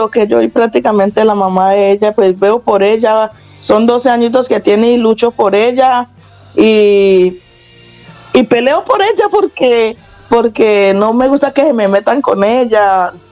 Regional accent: Cali, Valle del Cauca, Colombia; moved away as an adult; now in Spain; Soy caleña.

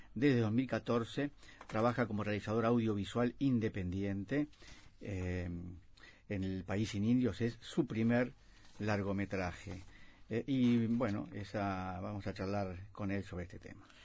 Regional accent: Uruguay

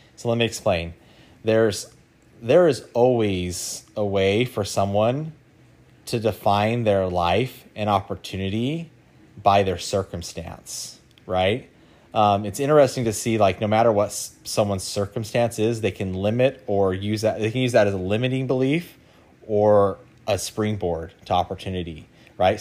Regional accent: Idaho, United States; moved away; I grew up in Idaho

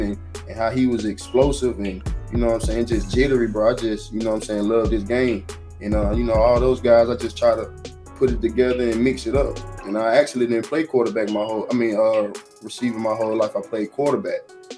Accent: the South, United States; moved away as an adult; I'm from the South, bro, born and raised

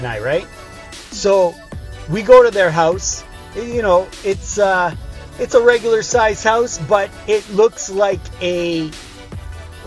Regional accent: Canada; I'm from Canada.

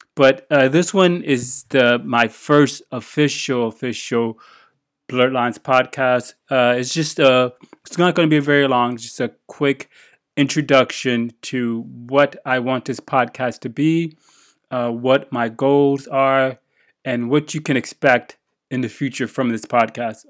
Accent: United States; moved away as an adult; now in Japan; I'm an American living in Japan

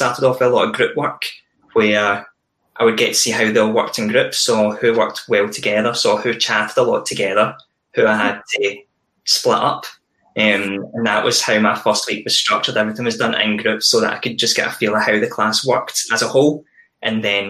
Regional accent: East Ayrshire, Scotland, United Kingdom; I grew up in East Ayrshire, went to school there

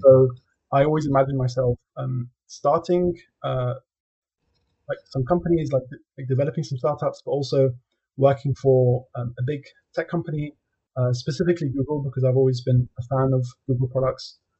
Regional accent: London, United Kingdom; I was born and raised in London

